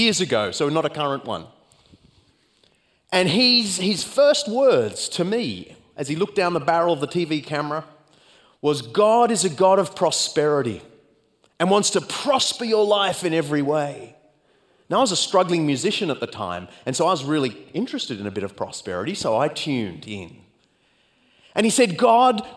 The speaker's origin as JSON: {"language": "English", "country": "Australia", "accent": "Australian", "said": "speed up to Australian speed, because you're so acclimated to my accent"}